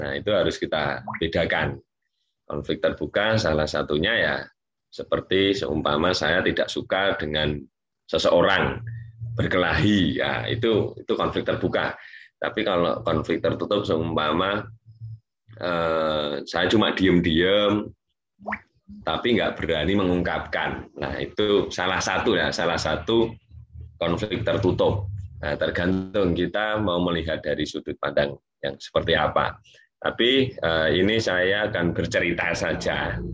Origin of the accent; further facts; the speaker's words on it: Yogyakarta, Special Region of Yogyakarta, Indonesia; saya asli dari Jogja.